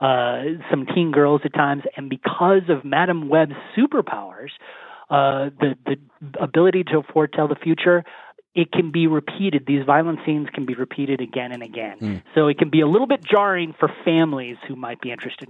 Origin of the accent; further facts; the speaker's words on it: Colorado Springs, Colorado, United States; growing up in Colorado Springs